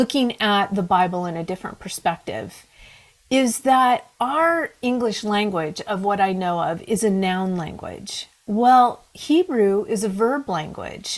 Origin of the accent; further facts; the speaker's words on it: Pacific Northwest, United States; born and raised in the Pacific Northwest, that's me